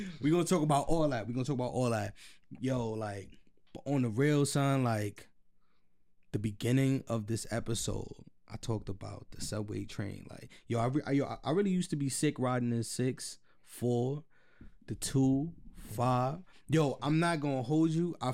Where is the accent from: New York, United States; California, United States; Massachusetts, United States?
New York, United States; New York City; growing up in New York City was really different.